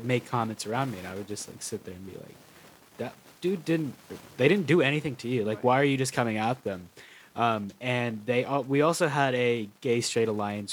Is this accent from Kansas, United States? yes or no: yes; Kansas, United States; I'm from Kansas